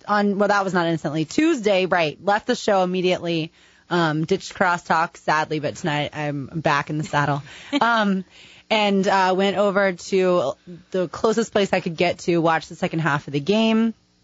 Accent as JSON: {"language": "English", "town": "Philadelphia", "region": "Pennsylvania", "country": "United States", "said": "We're in town from Philadelphia."}